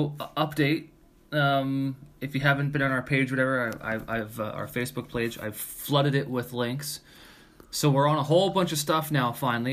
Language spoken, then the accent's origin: English; Canada; We're Canadian.